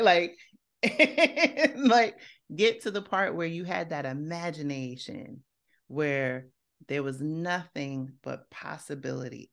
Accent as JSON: {"language": "English", "town": "New York City", "region": "New York", "country": "United States", "tie": "born or raised there", "said": "I grew up in Co-op City in the Bronx"}